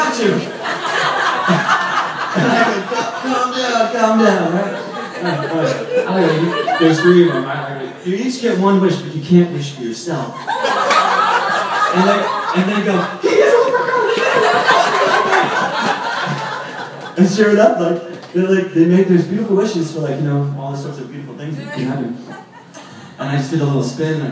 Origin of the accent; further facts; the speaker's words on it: San Francisco, California, United States; moved away as an adult; also born or lived in Galway, Ireland; I'm from San Francisco living in Ireland